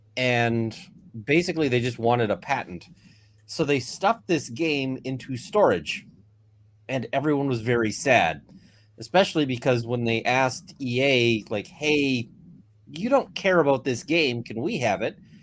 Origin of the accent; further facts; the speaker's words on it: Canada; as a Canadian